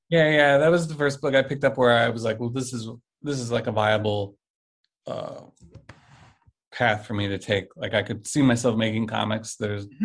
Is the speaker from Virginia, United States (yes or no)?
no; St. Louis, Missouri, United States; I mostly grew up in in uh, uh, St. Louis. I mm-hmm. think I graduated high school here, and we've been here for 20 whatever since 1990.